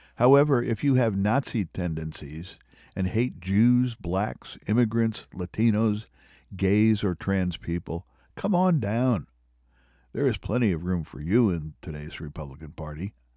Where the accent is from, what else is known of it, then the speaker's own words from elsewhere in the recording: Pennsylvania, United States; my home state